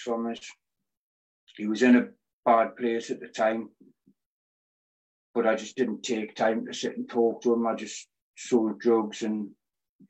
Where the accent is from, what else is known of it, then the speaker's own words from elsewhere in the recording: Newcastle upon Tyne, North East England, United Kingdom; I'm 40, I'm from Newcastle.